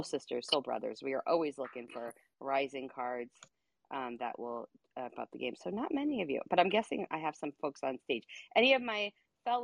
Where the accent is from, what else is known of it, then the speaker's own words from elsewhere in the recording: New York, United States; I talk very fast. I am from New York. We talk fast